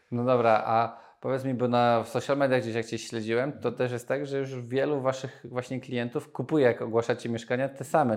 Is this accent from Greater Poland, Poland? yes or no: no; Nowy Sącz, Lesser Poland, Poland; Nowy sąd, z którego pochodzę